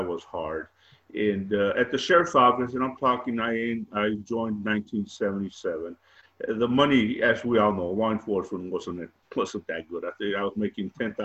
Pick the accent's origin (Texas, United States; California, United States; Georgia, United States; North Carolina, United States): Texas, United States; Hebbronville; also born or lived in Austin, Texas / Laredo, Texas; I grew up in South Texas, Hebronville